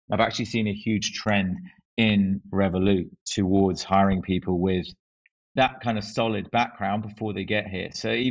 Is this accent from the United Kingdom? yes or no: yes; Northern Ireland, United Kingdom; I'm glad I've only got one accent now, but um yeah, that's something I picked up from um from growing up in Ireland.